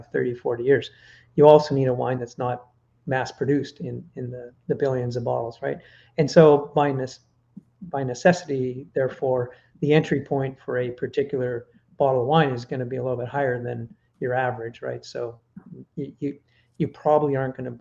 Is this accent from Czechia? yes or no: no; Canada; I'm Canadian.